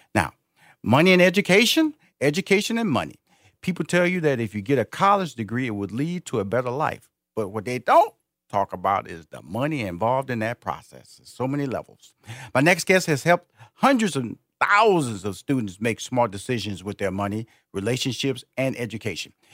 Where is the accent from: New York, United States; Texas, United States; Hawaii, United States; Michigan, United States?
Texas, United States; Houston; Houston is my uh, where I was born and raised.